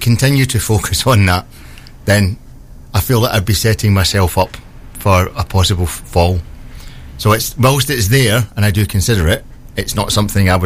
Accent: Rosyth, Scotland, United Kingdom; also born or lived in Old Kilpatrick / Twickenham; now in Newark, United Kingdom; I was born in a place called Old Kilpatrick, just outside Glasgow. I grew up in Rosyth, because we moved there when my dad worked in the dockyard

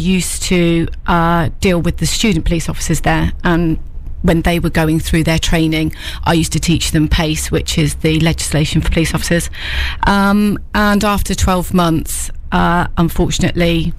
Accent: Peterborough, East of England, United Kingdom; also born or lived in London / Leicester / Newark; I'm from Peterborough originally

